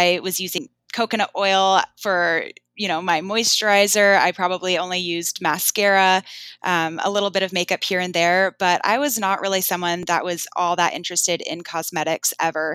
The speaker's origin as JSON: {"language": "English", "town": "Bainbridge Island", "region": "Washington", "country": "United States", "tie": "born or raised there", "said": "growing up, you know, we didn't actually have that much money and we got a lot of our food from a shelter on Bainbridge called Helpline House."}